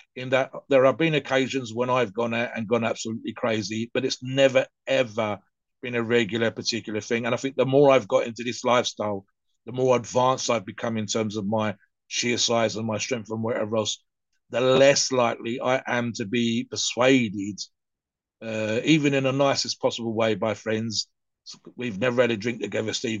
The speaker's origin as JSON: {"language": "English", "country": "United Kingdom", "said": "my mum worked as a barmaid, so in a pub for for many many years. So in the United Kingdom, the culture uh, is definitely there"}